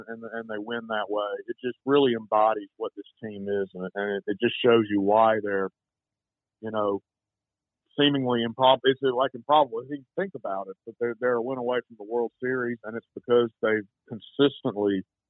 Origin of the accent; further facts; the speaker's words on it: Georgia, United States; Dansby and I are about the same age. I'm not from Atlanta, but I'm from Georgia.